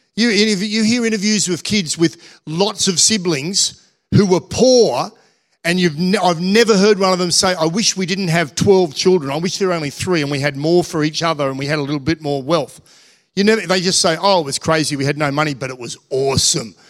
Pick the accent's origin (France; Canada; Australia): Australia; we're Australian.